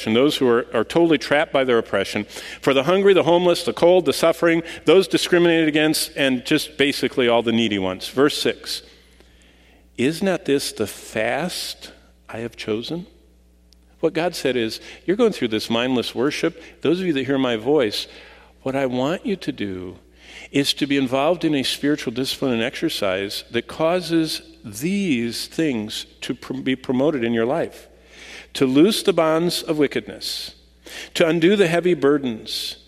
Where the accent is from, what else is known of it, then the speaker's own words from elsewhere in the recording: Lansing, Michigan, United States; I was raised in Lansing